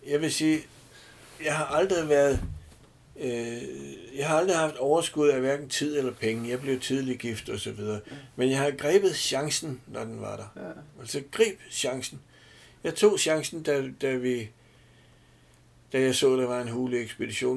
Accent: Denmark

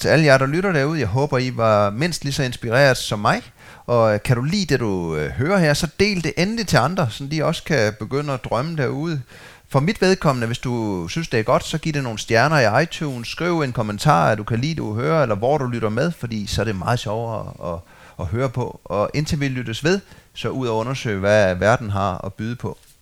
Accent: Funen, Southern Denmark, Denmark; Jeg har også en skov, jeg er opvokset ved på Fyn

